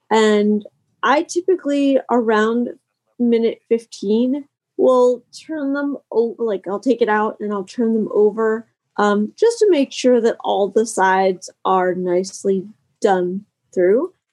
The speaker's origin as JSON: {"language": "English", "town": "Harrisburg", "region": "Pennsylvania", "country": "United States", "said": "I am from Harrisburg, Pennsylvania, and it is snowing and windy and very cold."}